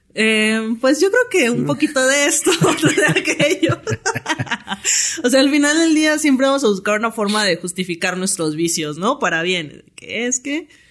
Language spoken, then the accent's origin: Spanish; Tuxtla Gutiérrez, Chiapas, Mexico; now in Mexico City, Mexico; patinadora de downhill skateboarding, tengo 29 años y soy originaria de Tuxtla Gutiérrez, Chiapas